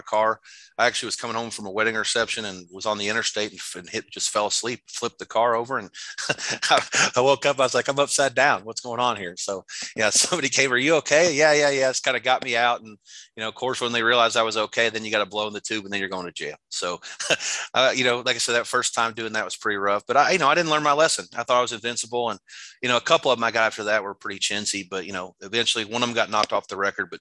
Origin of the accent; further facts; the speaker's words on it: Jeffersonville, Indiana, United States; moved away as an adult; also born or lived in Costa Rica; I got a job as a sports editor back my hometown newspaper in Jeffersonville, Indiana, right across the river from Louisville.